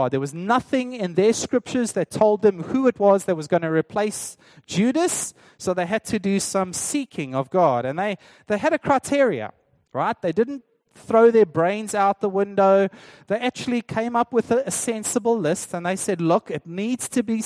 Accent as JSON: {"language": "English", "country": "South Africa", "said": "as a South African"}